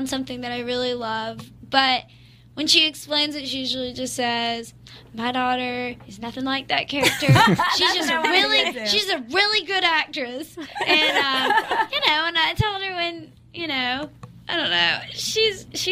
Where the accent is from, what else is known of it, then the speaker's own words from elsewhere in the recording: Athens, Georgia, United States; I'm from Athens, Georgia, so we're a music town